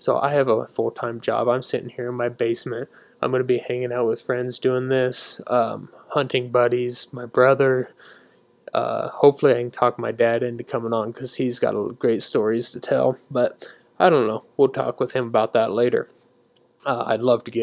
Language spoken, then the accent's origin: English; Nebraska, United States; we're from Nebraska